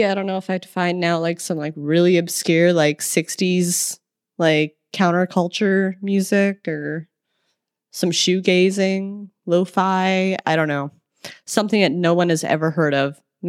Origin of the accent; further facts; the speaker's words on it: Midwest, United States; moved away; Although I've, like, learned just to call it soda so people don't know I'm from the Midwest, but then I'll drop a y'all